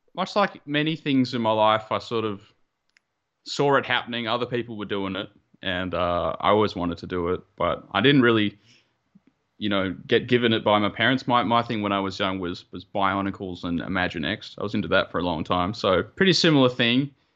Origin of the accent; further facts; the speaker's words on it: Melbourne, Victoria, Australia; moved away as an adult; now in Japan; I'm originally from Melbourne, uh, part of the Model Citizens Club, but recently moved to Japan